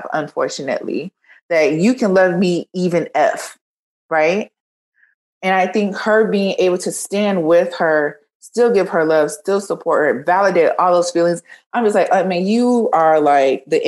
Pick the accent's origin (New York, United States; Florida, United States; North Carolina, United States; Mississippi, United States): Florida, United States; I'm from Florida